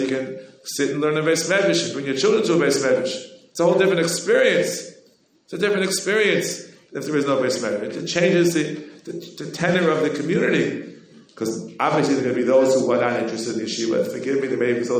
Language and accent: English; New York, United States; We New Yorkers, you know, I'm born and bred in New York